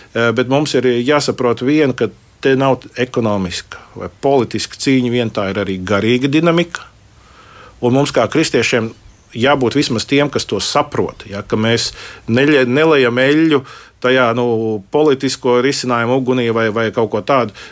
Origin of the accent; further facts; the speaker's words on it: Latvia; es esmu no Latvijas, no bijušās Padomju Savienības